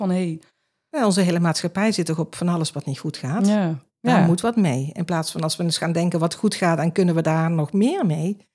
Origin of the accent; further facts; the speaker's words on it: Limburg, Netherlands; accent: Limburgish; Maar goed, ik heb wel mijn Limburgse